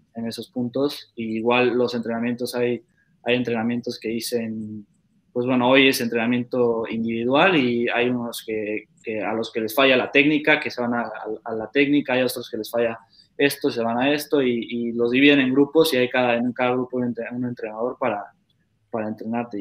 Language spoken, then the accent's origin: Spanish; Querétaro, Mexico; now in Netherlands; Yo crecí, igual nací en Querétaro y crecí en Querétaro